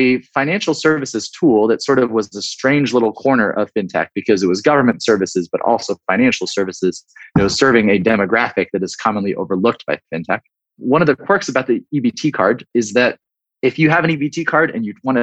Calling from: New York City, New York, United States; I'm calling you from my apartment in Brooklyn

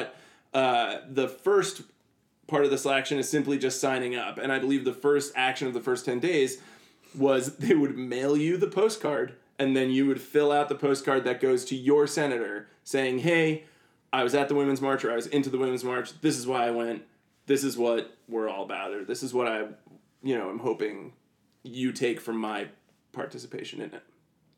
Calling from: New York, United States; And I was like, New York.

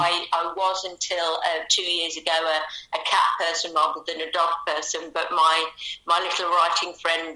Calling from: Loughborough, East Midlands, United Kingdom; I live near to Loughborough in Leicestershire. Near to Loughborough, it's a very nice area called Charnwood, so it's very kind of rural.

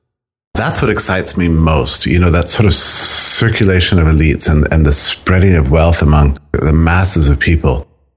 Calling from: Auburn, Alabama, United States; I'm speaking to you from a very, very cold Auburn, Alabama.

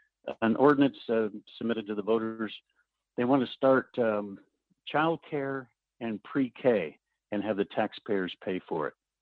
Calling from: Anchorage, Alaska, United States; This is … from Anchorage.

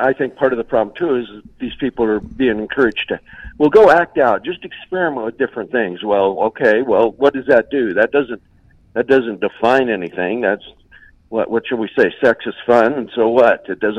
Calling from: Utah, United States; I'm calling from Utah.

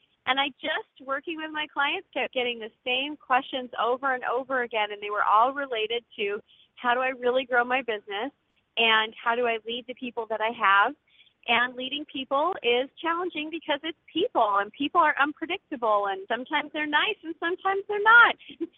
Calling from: Northeast Georgia, United States; I'm calling from Northeast Georgia

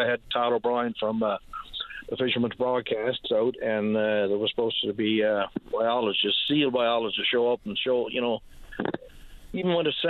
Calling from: Long Harbour, Newfoundland and Labrador, Canada; I'm calling from Long Harbour, by the way.

